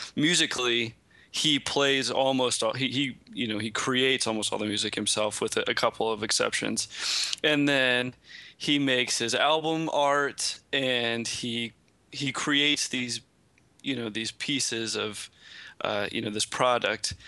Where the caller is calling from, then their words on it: New York, United States; I am calling in from Brooklyn